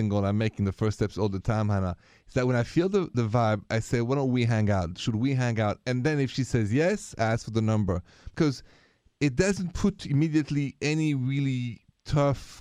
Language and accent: English; France; accent: French; my French accent